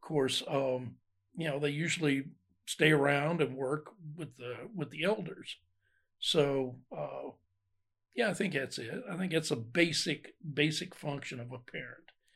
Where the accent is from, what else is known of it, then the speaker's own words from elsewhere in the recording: Ohio, United States; moved away as an adult; also born or lived in Alabama; I grew up in Ohio